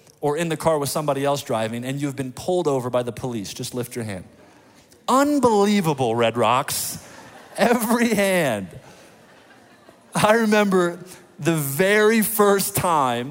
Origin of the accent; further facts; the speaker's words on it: Indiana, United States; I was born and raised in the great state of Indiana